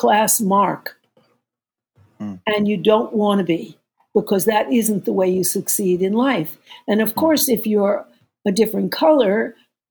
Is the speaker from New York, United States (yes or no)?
yes; New York, United States; I'm from New York